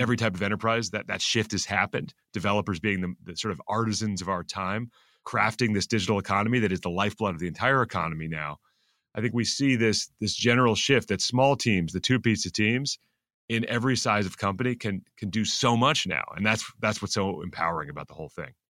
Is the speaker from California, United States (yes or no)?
yes; Silicon Valley, California, United States; moved away as an adult; now in New York City, United States; I grew up in Silicon Valley